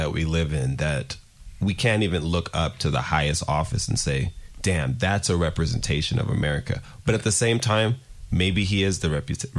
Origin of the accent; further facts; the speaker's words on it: Nigeria; Like, I'm Nigerian. We're going to get to immigrant backgrounds a little bit because we also got to be thankful for immigrants.